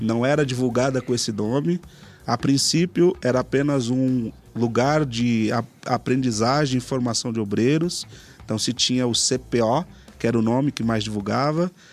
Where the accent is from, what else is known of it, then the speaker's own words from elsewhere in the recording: São Paulo, Brazil; eu sou uma pessoa que nasceu aqui na Zona Leste de São Paulo, do bairro Cangaíba.